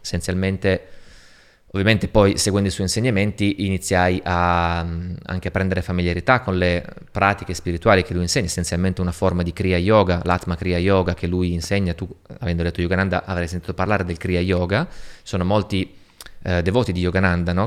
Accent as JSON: {"language": "Italian", "town": "Turin", "region": "Piedmont", "country": "Italy", "tie": "born or raised there", "also_born_or_lived": "Moscow", "moved": "yes", "said": "Torino, la mia città natale"}